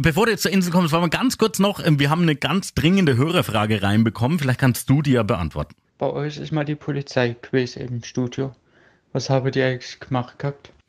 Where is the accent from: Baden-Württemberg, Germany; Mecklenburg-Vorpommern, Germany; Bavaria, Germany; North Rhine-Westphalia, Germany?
Bavaria, Germany; Küps; Jetzt komme ich aus Küps